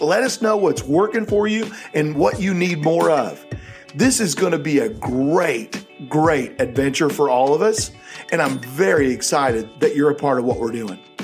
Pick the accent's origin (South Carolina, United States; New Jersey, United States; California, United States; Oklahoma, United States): Oklahoma, United States; Tulsa; I was from Tulsa, Oklahoma.